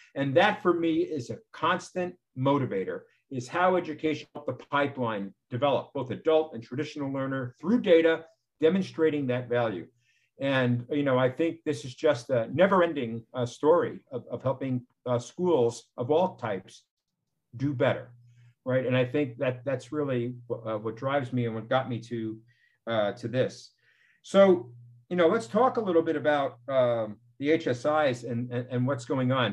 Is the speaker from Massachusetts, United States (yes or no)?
no; New York, United States; I was born in New York